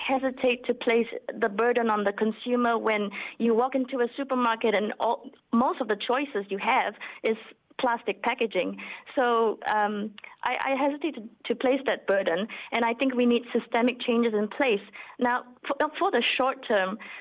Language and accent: English; Selangor, Malaysia; now in Auckland, New Zealand; my hometown is the state of Selangor in Malaysia